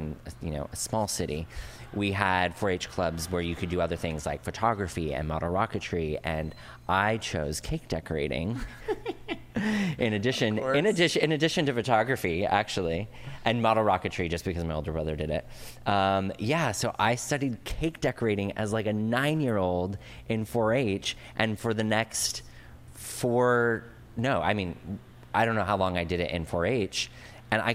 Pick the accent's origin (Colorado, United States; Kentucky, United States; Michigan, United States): Colorado, United States; Fort Collins; moved away as an adult; also born or lived in Los Angeles / Frankfurt, Germany; now in New York, United States; I grew up in Colorado, so this is in Fort Collins, Colorado